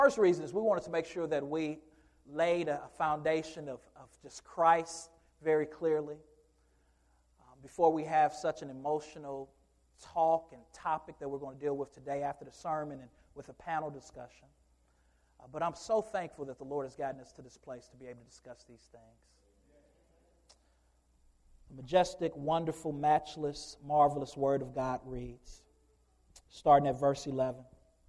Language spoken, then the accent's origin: English; Michigan, United States; now in Louisville, United States; And as I came from Michigan and moved into Louisville